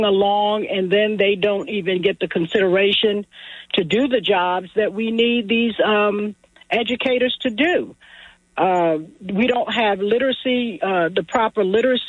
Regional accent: Atlantic City, New Jersey, United States; born and raised in Atlantic City, a native of the inlet in Atlantic City.

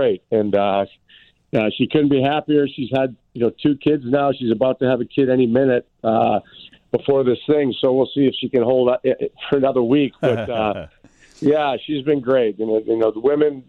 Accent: Chicago, Illinois, United States; it's in my hometown.

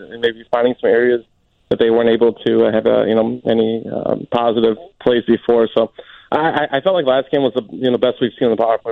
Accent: Chicago, Illinois, United States; I grew up in Chicago

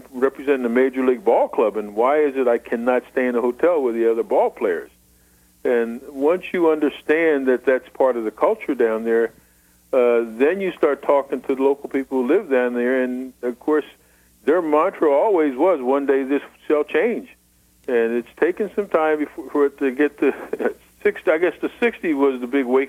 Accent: New Jersey, United States; I grew up in New Jersey

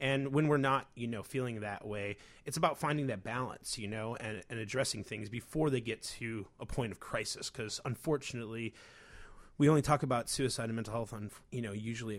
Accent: Chicago, Illinois, United States; And I really believe that being a Chicagoan is very funny, you know, because I bet today everyone's like, snow, like, and just going, you know, mm-hmm.

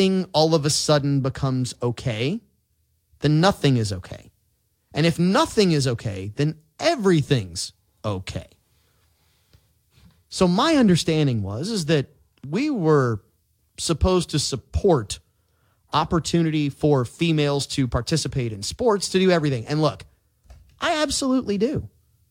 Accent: New Orleans, Louisiana, United States; I'm from New Orleans

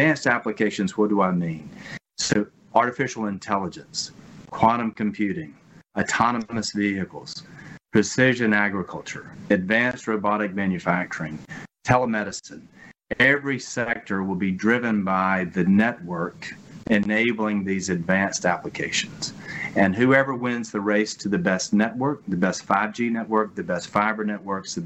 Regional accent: Laurel, Mississippi, United States; In my hometown, a show has really transformed and given new life to Laurel, Mississippi, called My Hometown

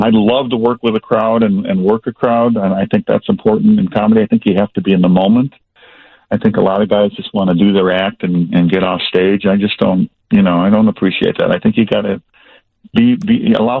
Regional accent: Chicago, Illinois, United States; moved away as an adult; also born or lived in Westchester, Illinois; I was a lifelong Chicagoan. I was born and raised on the south side of Chicago.

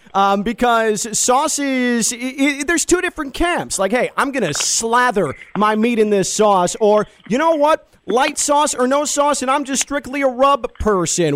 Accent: Midwest, United States; I'm more of a being a Midwesterner. I uh, grew up on the sausage circuit

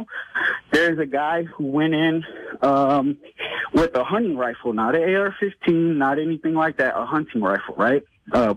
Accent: New York City, New York, United States; moved away as an adult; also born or lived in Fort Bliss; now in El Paso, United States; I grew up in the Bronx.

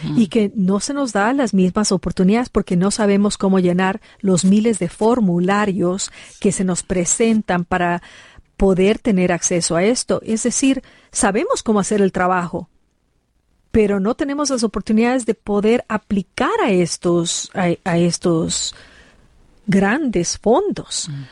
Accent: Ecuador; now in Colorado, United States; mi país, Ecuador

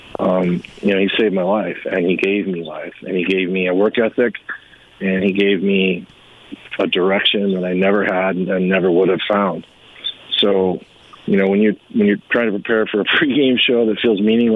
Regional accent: Rochester, New York, United States; now in Arizona, United States; my hometown newspaper, the Rochester Democrat and Chronicle in Rochester, New York

